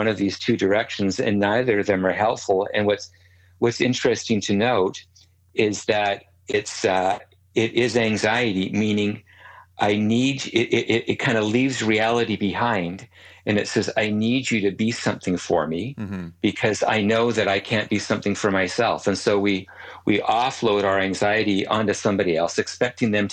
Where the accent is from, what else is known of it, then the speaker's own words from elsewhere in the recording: Canada; As a Canadian